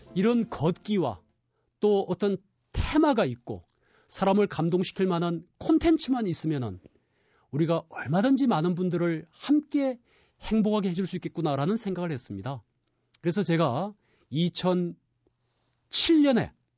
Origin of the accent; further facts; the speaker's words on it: Busan, South Korea; moved away; 저는 고향이 부산입니다